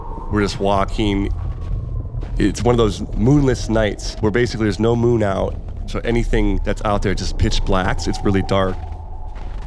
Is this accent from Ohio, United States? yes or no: yes; outside Cleveland, Northeast Ohio, United States; born and raised in Northeast Ohio, right outside of Cleveland